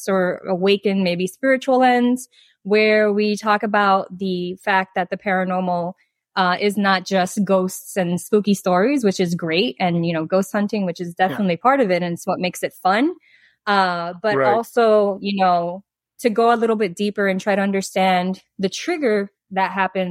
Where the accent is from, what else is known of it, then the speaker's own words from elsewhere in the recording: Miami, Florida, United States; moved away as an adult; also born or lived in Dominican Republic; I was born and raised in Miami, Florida